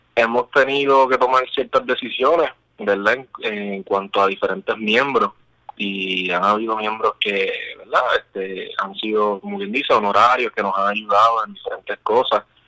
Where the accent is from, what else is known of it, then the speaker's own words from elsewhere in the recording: Puerto Rico; somos los 10 puertorriqueños